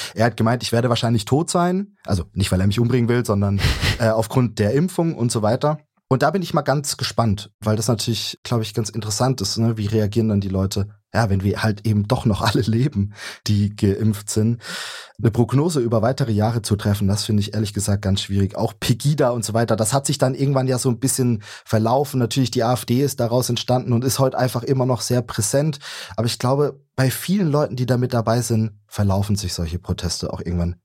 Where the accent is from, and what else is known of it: Saxony, Germany; also born or lived in Leipzig